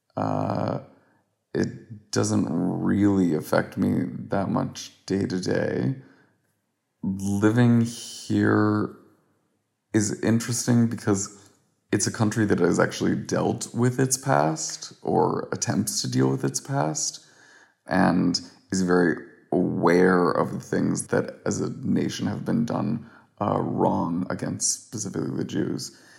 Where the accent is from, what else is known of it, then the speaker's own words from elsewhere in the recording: Houston, Texas, United States; moved away as an adult; also born or lived in New York; now in Berlin, Germany; I am from Houston, Texas originally